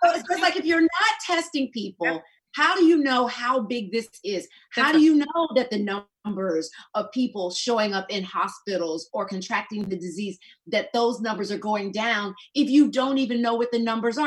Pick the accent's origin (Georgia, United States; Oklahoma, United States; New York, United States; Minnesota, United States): Georgia, United States; I'm from Georgia.